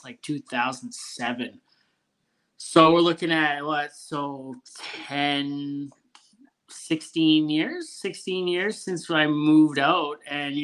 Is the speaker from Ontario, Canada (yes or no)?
yes; Ontario, Canada; moved away as an adult; also born or lived in British Columbia / Alberta; I'm from Ontario. So I was 18 when I moved out. And I think like 6-7 months later, I was out in Alberta, well, BC and then Alberta